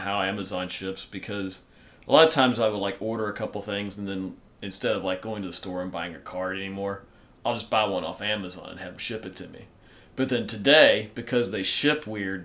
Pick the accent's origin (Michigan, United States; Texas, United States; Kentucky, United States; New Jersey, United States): Kentucky, United States; Being a good Kentucky boy